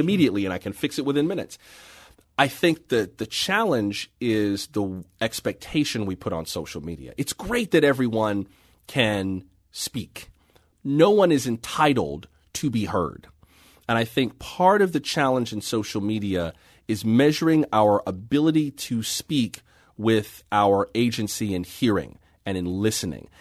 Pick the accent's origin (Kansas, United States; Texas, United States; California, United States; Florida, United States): Florida, United States; also born or lived in San Francisco; now in Washington, D.C., United States; I'm from Florida by way of San Francisco